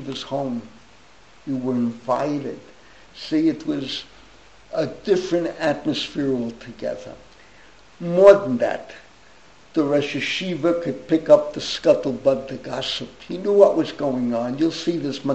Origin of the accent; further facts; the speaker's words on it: New York City, New York, United States; I grew up in the same street my father grew up. My father grew up, when they moved from Harlem, they moved to Washington Avenue 174th, and I grew up Washington 180th